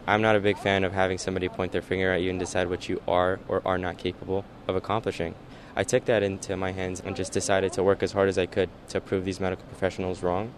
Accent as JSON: {"language": "English", "region": "Northern Virginia", "country": "United States", "tie": "born or raised there", "also_born_or_lived": "Dubai / Alexandria / Falls Church / Annandale", "moved": "as an adult", "lives_now": "Los Angeles, United States", "said": "moved to D.C. when I was nine, and grew up there up until I was 22"}